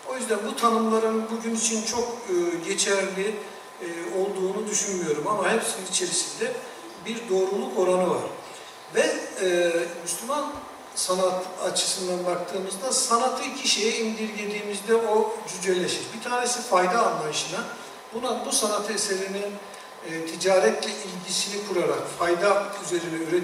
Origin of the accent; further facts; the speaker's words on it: a village of Bayburt, Turkey; ben Bayburt'un bir köyünde dünyaya geldim.